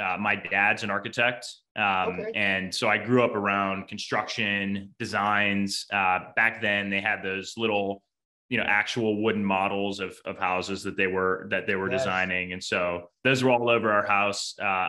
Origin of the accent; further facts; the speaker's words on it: Cleveland, Ohio, United States; moved away; also born or lived in New York; So Midwest, New York, back to Midwest. I'm actually from Cleveland is where I grew up. So a big Browns fan, very much a Midwesterner